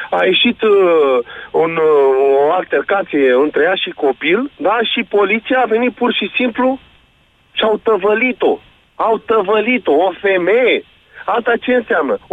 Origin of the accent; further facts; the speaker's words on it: Romania; Trăim în România și pentru Uh, suntem români și avem dreptul să ne exprimăm.